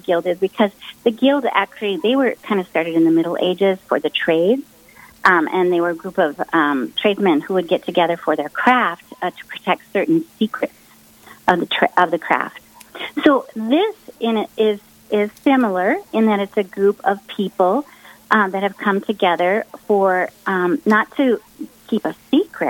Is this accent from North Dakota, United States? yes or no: yes; Carrington, North Dakota, United States; moved away as an adult; also born or lived in Grand Forks, North Dakota; now in Bismarck, United States; I was born in Carrington